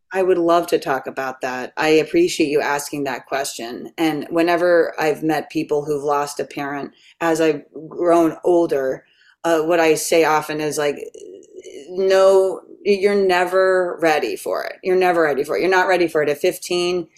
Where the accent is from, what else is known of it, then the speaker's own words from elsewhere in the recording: Catonsville, Maryland, United States; moved away; also born or lived in New York City; I'm from Catonsville, Maryland.